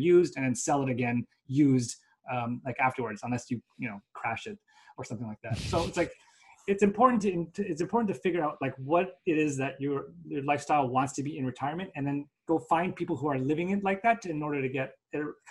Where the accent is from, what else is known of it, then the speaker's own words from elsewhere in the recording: Canada; we're Canadian